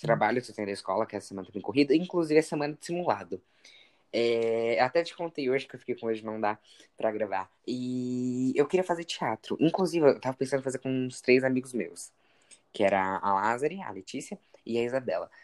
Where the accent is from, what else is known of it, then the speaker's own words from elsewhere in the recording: São Paulo, Brazil; eu sou de São Paulo